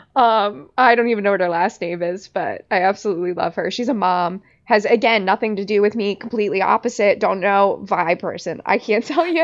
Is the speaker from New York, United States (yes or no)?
no; Long Beach Island, New Jersey, United States; I grew up in Long Beach Island